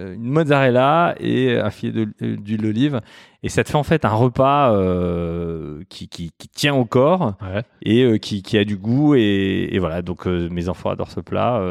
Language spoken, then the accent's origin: French; Mulhouse, Grand Est, France; moved away; alsacien, euh, je suis né à Mulhouse, euh, ballotté euh, de quartiers euh, dits défavorisés